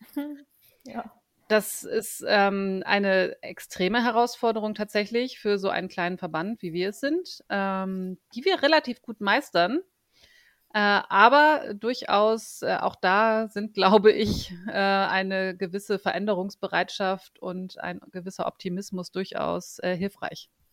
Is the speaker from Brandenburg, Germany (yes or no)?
no; Bremen, Germany; moved away as an adult; also born or lived in Ruhr area; now in Munich, Germany; lebe in München, bin aber gebürtige Bremerin.